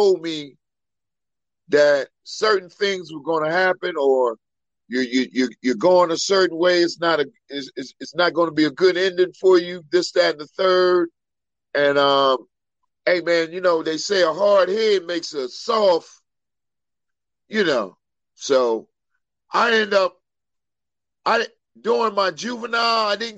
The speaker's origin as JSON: {"language": "English", "town": "Wilmington", "region": "Delaware", "country": "United States", "tie": "born or raised there", "said": "born and raised in Wilmington, Delaware, the first state."}